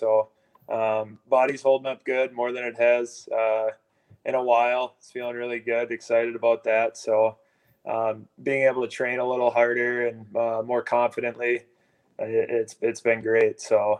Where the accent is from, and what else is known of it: Blaine, Minnesota, United States